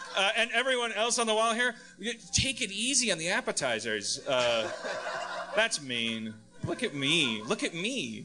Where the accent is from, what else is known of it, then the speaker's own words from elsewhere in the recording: Wisconsin, United States; moved away; I'm from Wisconsin